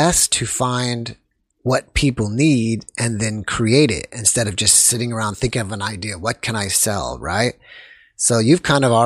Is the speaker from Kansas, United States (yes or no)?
no; Texas, United States; also born or lived in Atlanta; I'm from Texas as well. And I've been to Houston I'm in San Antonio